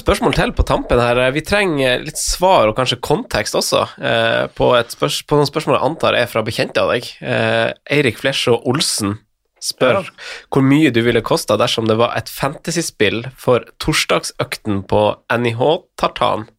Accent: Finnsnes, Troms, Norway; jeg er jo fra Finnsnes

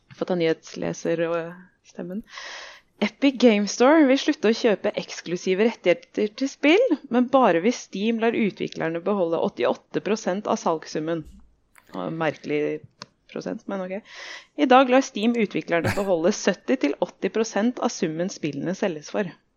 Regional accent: Lørenskog, Akershus, Norway; Jeg er fra Lørenskog

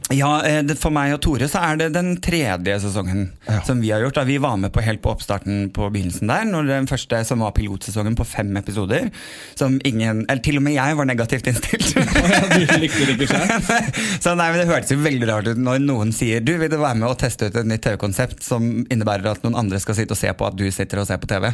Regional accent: Sandefjord, Vestfold, Norway; also born or lived in Kjerringøy, Bodø; Jeg har vokst opp i Sandefjord

